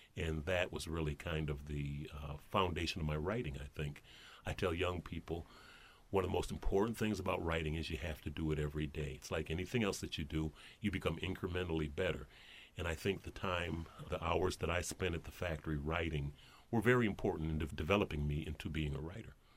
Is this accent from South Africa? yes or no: no; Flint, Michigan, United States; now in Detroit, United States; when I grew up in Flint